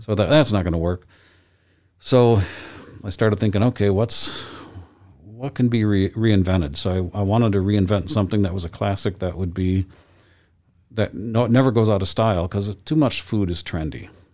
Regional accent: Lansing, Michigan, United States; now in Boise, United States; I grew up in, in Michigan in my hometown of Lansing

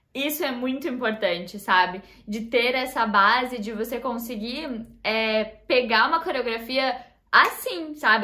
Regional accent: Chapecó, Santa Catarina, Brazil; moved away as an adult; now in Voronezh, Russia; eu sou de Chapecó

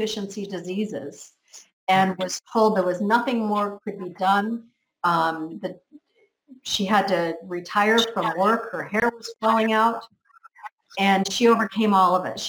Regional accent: United States; now in Spain; I'm from America. I'm in Spain on a little island

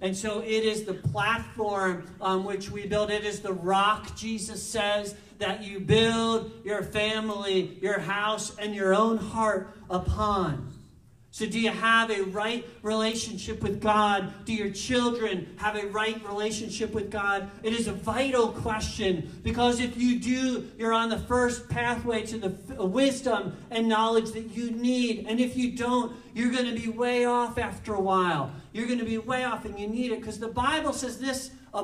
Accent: New Jersey, United States; I'm from New Jersey

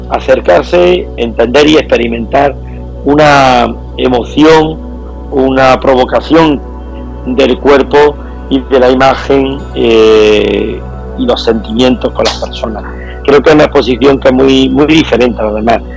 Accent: Andalusia, Spain; Y antes de sacarla de España quería que fuera a nuestra tierra. Nosotros somos, somos granadinos, somos jiennenses

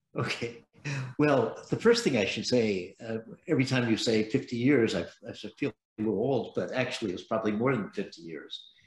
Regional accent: San Francisco, California, United States; I was born in San Francisco

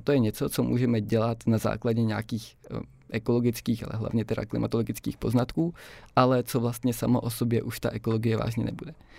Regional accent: Brno, South Moravian Region, Czechia; moved away as an adult; now in Prague, Czech Republic; já jsem původně z Brna a teď jsem se teda jako přestěhoval do Prahy

